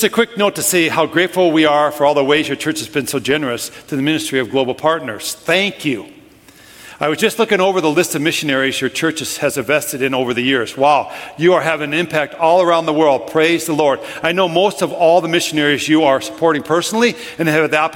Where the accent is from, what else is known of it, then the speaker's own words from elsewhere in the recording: Minnesota, United States; I'm from Minnesota.